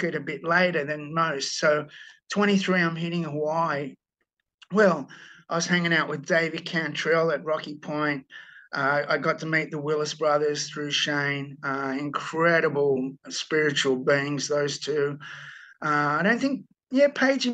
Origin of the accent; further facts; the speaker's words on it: Sydney, New South Wales, Australia; I'm from Bondi